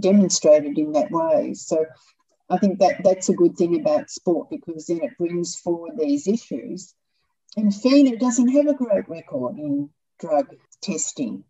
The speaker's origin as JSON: {"language": "English", "town": "Melbourne", "region": "Victoria", "country": "Australia", "tie": "born or raised there", "said": "I grew up in Melbourne fire stations, Dad ended up deputy chief"}